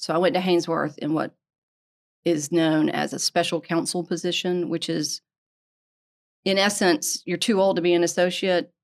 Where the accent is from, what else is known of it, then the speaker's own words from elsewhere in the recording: Greenville, South Carolina, United States; also born or lived in Atlanta; So I grew up in Greenville. I had gone to Furman, and I decided I needed to move